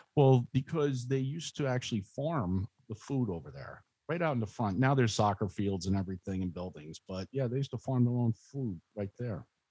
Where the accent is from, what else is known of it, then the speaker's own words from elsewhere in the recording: Spotswood, New Jersey, United States; I grew up in Spotswood